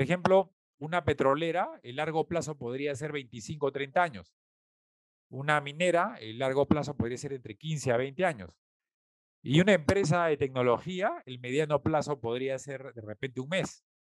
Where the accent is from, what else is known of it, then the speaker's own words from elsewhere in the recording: Peru; nosotros como peruanos